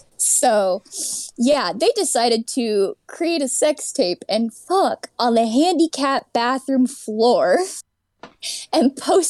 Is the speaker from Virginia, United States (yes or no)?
yes; Virginia, United States; moved away as an adult; now in California, United States; I grew up in Virginia. I moved to Cali recently.